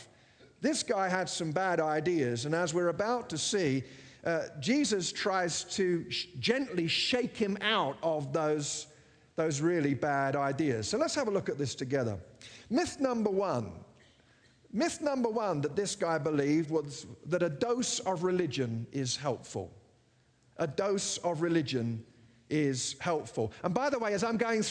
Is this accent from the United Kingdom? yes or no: yes; England, United Kingdom; I grew up in England with the belief that because I was British, I was Christian